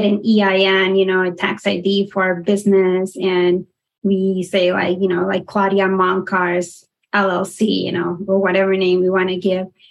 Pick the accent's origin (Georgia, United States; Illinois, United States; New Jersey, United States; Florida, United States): Florida, United States; South; born or raised there; also born or lived in Panama / Denton, Texas